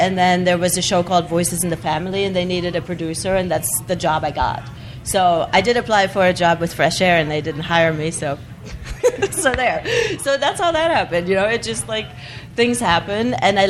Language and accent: English; southwest Germany, Germany; moved away as an adult; I'm from the southwest, so I'm really close to the French border.